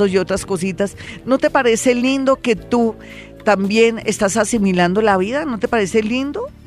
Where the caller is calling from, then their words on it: Barcelona, Catalonia, Spain; Florita, buenos días, te salí de Barcelona